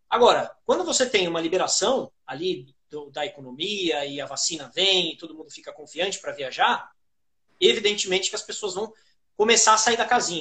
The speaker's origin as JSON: {"language": "Portuguese", "region": "São Paulo", "country": "Brazil", "said": "eu sou de São Paulo"}